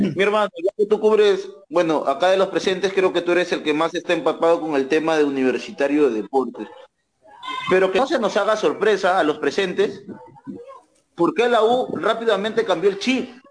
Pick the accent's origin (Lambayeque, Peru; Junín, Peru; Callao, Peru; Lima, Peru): Lambayeque, Peru; Cayaltí; acá en mi tierra, Cayaltí, de Perú